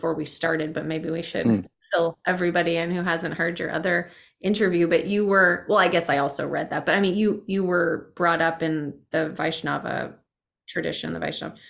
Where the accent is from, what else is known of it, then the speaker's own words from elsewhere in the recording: France; I had my parents there, but I grew up in France